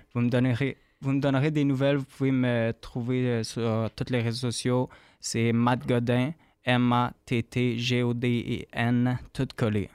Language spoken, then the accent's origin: French; Candiac, Quebec, Canada; also born or lived in Montreal / British Columbia / Radisson, Quebec; now in Acton Vale, Canada; moi, j'ai grandi sur la rive sud de Montréal, à Candiac